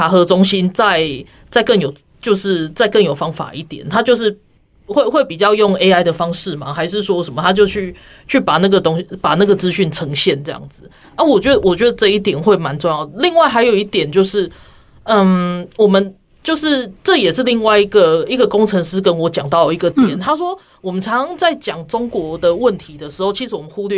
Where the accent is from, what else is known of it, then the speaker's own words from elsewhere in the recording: Taiwan; 不过我觉得大家都都去支持我们台湾人自己的平台的时候，而且好好使用它